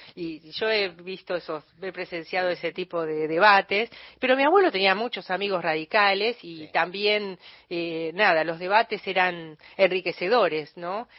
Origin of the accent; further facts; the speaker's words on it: Buenos Aires Province, Argentina; now in Buenos Aires, Argentina; yo soy bonaerense